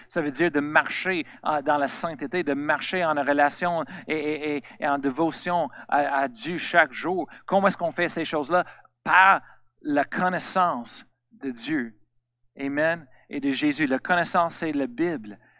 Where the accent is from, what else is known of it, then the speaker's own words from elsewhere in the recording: Colorado, United States; French is a second language; moved away; Je viens de Colorado, aux États-Unis.